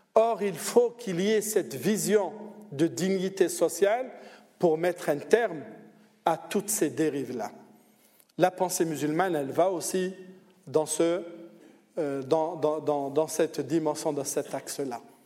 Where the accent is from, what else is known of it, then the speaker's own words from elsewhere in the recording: Algeria; moved away as an adult; now in Switzerland; Moi, je viens d'Algérie, je suis venu d'Algérie